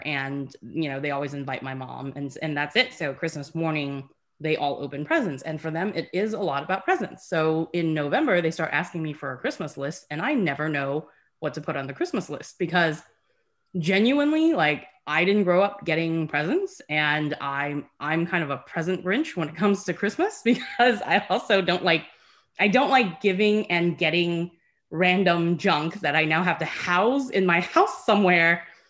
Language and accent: English; United States; part of the thing about growing up in America is, and I love our life here, but it's so commercialized, right?